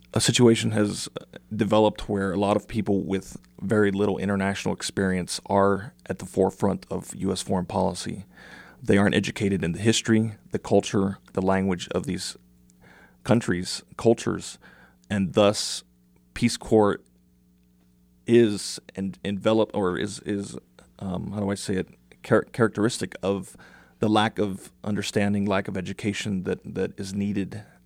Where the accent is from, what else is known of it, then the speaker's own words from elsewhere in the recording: South Texas, United States; Growing up in South Texas wasn't very much different from growing up, uh, from serving in, in rural Paraguay. I grew up in a homogenous Mexican community